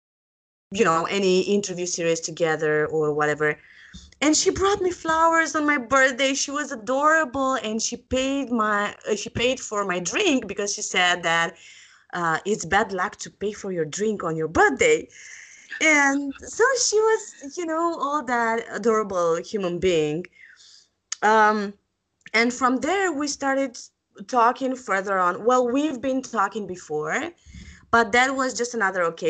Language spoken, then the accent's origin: English; Bucharest, Romania; I'm from Bucharest, Romania